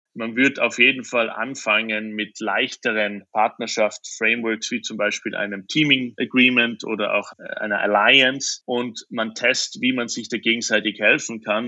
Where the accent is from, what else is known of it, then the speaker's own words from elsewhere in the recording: Austria; moved away; als Österreicher